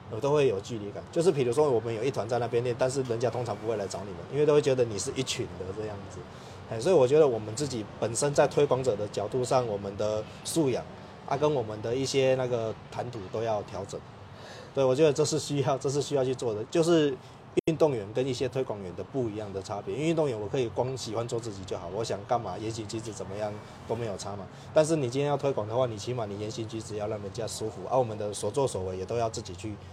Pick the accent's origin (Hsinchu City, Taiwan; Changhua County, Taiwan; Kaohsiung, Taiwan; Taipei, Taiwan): Kaohsiung, Taiwan; 因为我们新庄里其实很多地方，因为像我是从小在那边出生到长大，所以看到很多问题需要改进的